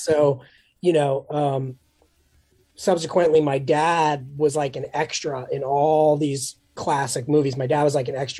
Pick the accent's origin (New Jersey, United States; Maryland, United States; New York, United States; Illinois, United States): New York, United States; New York City; born or raised there